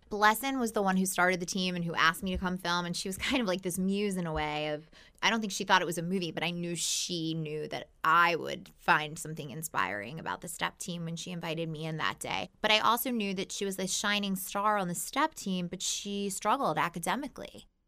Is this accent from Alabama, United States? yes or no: no; Baltimore, Maryland, United States; I'm born and raised in Baltimore